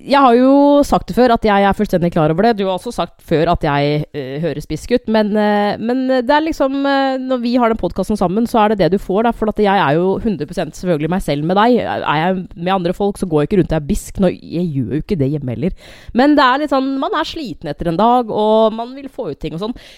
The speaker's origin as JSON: {"language": "Norwegian", "country": "Norway", "said": "vi er nordmenn."}